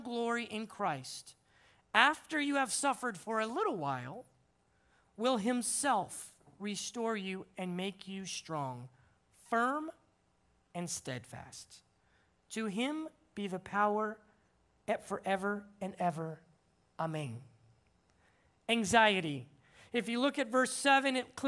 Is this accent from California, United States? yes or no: yes; Simi Valley, California, United States; moved away as an adult; now in Dominican Republic; I'm originally from Simi Valley, so I kind of feel like I'm at my home turf